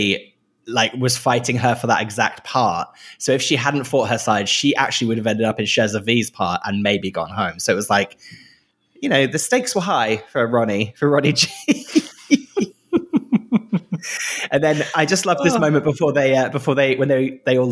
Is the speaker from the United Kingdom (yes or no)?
yes; the north of England, United Kingdom; accent: generic northern; my extremely generic northern accent, which is encompasses maybe three or four different counties